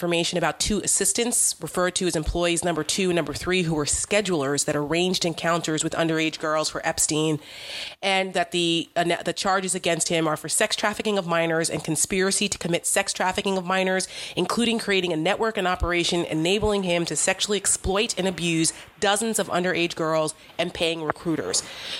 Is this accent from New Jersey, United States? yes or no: yes; New Jersey, United States; not too far from where I grew up in Jersey, about 15 minutes right down Route 17 South.